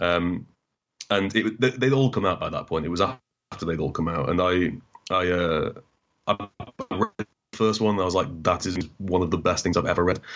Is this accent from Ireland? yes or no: no; Newcastle upon Tyne, North East England, United Kingdom; also born or lived in Doncaster; we moved to Newcastle and we, we, I grew up in Newcastle for, you know, eight years. And then we moved back to Doncaster